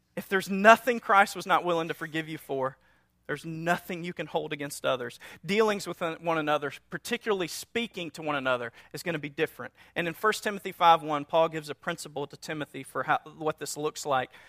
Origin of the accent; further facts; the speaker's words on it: North Louisiana, United States; we're from North Louisiana, a small town